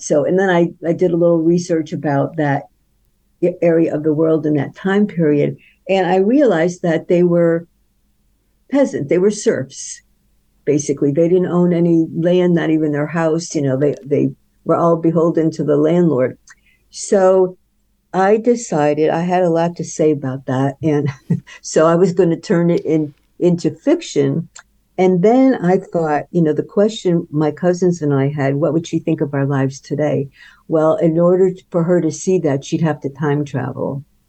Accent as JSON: {"language": "English", "region": "upstate New York", "country": "United States", "tie": "born or raised there", "moved": "yes", "said": "my hometown in upstate New York"}